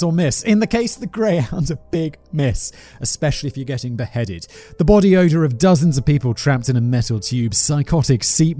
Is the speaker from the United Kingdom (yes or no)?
yes; United Kingdom; Callum's also British. I am British.